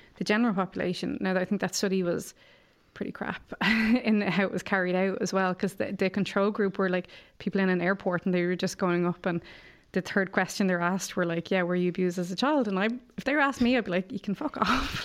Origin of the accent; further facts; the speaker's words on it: Ireland; growing up in Ireland